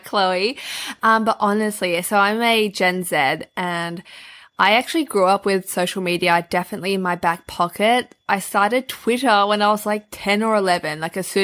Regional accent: Melbourne, Victoria, Australia; I've been born and raised in Melbourne and I love it here

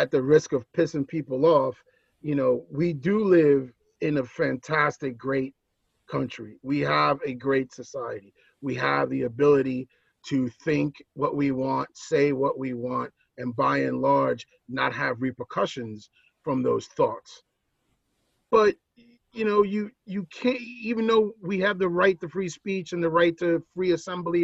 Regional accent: New York, United States; moved away; I'm born and raised in New York. I'm a native New Yorker.

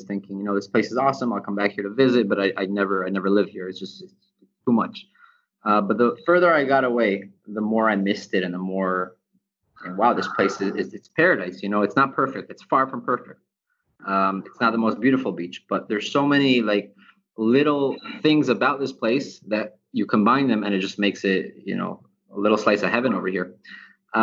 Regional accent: Israel; also born or lived in United States; now in Ecuador; growing up in Israel, at a very young age, I started working at a bar

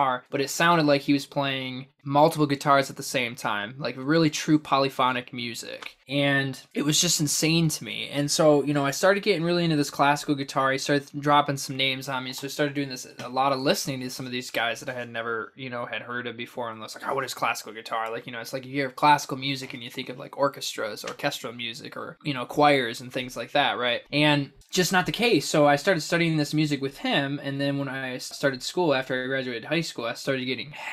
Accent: Lansing, Michigan, United States; I'm originally from Lansing, Michigan

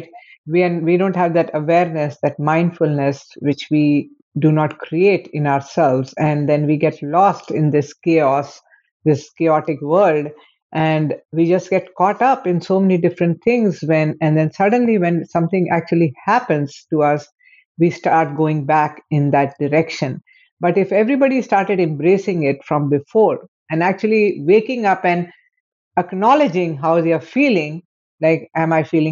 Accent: India; I am from India.

